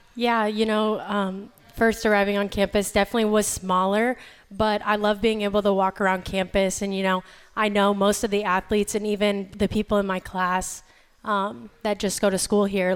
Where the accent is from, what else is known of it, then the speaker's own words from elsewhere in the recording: Iowa, United States; moved away as an adult; now in North Carolina, United States; being from Iowa